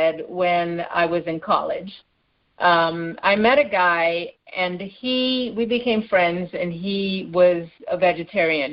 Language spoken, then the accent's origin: English; Trinidad & Tobago; moved away as an adult; also born or lived in Canada / Bay Area, California / South Florida; now in Los Angeles, United States; I was born and raised in Trinidad in the Caribbean, and mm-hmm. I left there when I was 21.